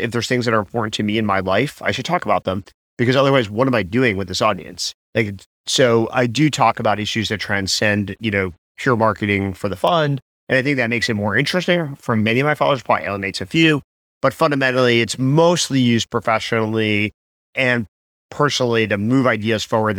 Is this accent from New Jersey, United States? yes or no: yes; New Jersey, United States; also born or lived in New York; I grew up in New Jersey and New York and, you know, lived in New York.